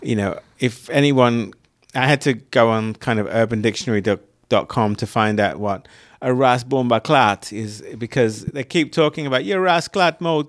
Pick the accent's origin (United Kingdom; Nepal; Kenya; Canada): United Kingdom; moved away; where I grew up was outside of London